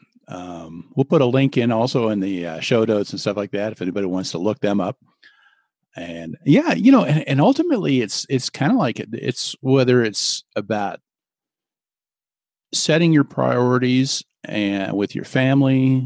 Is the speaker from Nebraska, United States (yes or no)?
yes; Nebraska, United States; now in Denver, United States; when I grew up in Nebraska